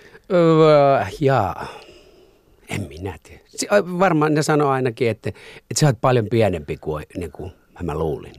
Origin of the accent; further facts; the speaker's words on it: Masku, Southwest Finland, Finland; also born or lived in Turku; sieltä tota, muutettiin Maskuun